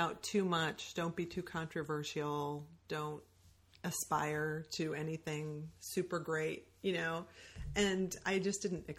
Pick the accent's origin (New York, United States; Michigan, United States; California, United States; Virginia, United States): Michigan, United States